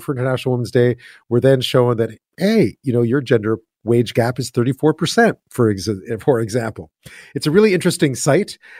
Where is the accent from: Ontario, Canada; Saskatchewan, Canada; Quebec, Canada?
Quebec, Canada; Montreal; I grew up in Montreal